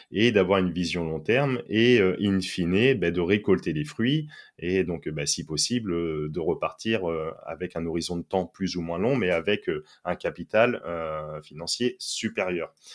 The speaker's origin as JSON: {"language": "French", "country": "France", "said": "par exemple, je suis français, je vais prendre, je, dis au hasard, mais une action Carrefour"}